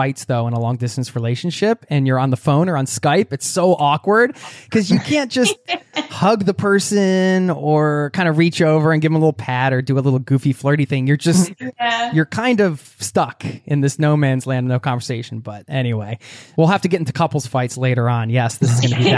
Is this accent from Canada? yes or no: no; United States; I grew up in the American suburbs too